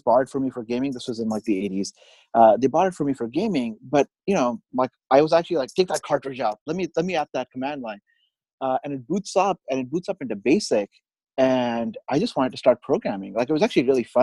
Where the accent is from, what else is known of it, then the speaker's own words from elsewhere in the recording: Bahrain; moved away as an adult; also born or lived in India / Austin, Texas / Bay Area, California; now in Sunnyvale, United States; I was born in India. I actually grew up, I did all through high school in the Middle East, a tiny country called, island country called Bahrain.